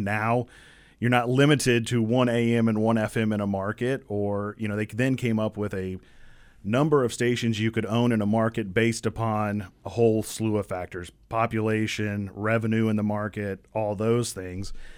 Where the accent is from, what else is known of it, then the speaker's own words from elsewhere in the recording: Champaign, Illinois, United States; also born or lived in Bloomington, Illinois; I grew up here in Champaign, Urbana, went to Central High School